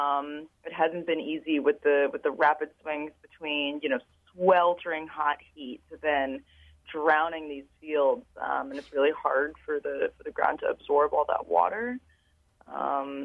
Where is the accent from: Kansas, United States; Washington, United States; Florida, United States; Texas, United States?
Florida, United States; moved away; I'm from Florida originally, and I'm very used to going back to school well before Labor Day